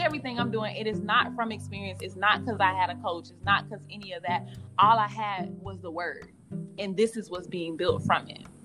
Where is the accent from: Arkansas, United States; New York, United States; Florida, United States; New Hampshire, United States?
Florida, United States; Miami; moved away as an adult; also born or lived in Virginia; I was living here home, Miami, Florida.